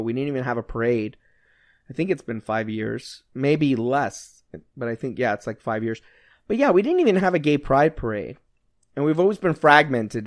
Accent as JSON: {"language": "English", "country": "United States", "said": "We're Americans."}